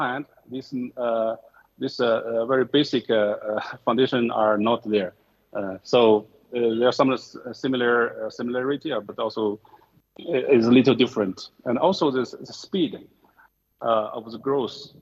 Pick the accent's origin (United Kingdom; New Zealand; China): China; moved away as an adult; also born or lived in Japan; now in Ethiopia; Actually, I was born in China. I spent 20 years in China. Now I'm 44. Over half of my life, actually, I was in Japan.